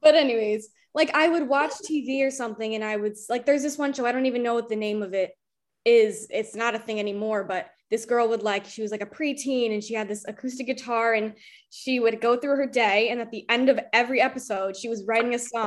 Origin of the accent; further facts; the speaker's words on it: Albany, New York, United States; moved away as an adult; also born or lived in Rochester; I'm from Albany, like Albany